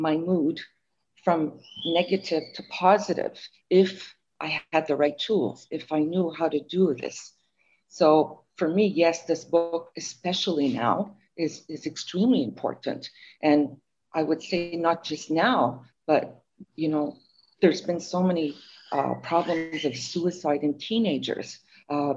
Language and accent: English; Montreal, Quebec, Canada; I'm from Montreal